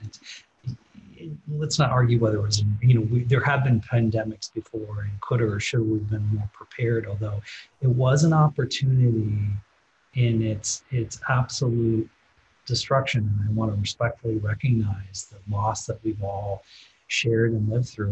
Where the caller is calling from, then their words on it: Midwest, United States; I'm calling from the Midwest